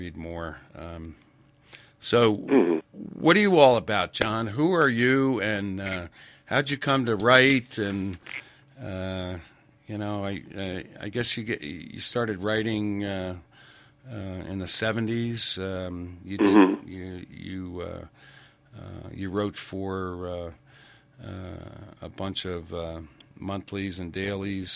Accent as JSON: {"language": "English", "region": "East Coast", "country": "United States", "tie": "born or raised there", "said": "I grew up on the East Coast"}